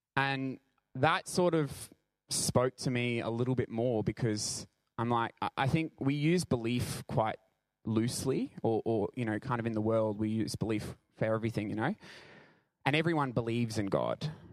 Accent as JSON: {"language": "English", "town": "Brisbane", "region": "Queensland", "country": "Australia", "said": "I'm from Brisbane"}